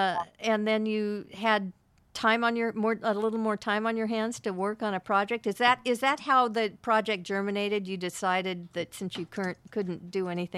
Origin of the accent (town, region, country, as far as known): Bay Area, California, United States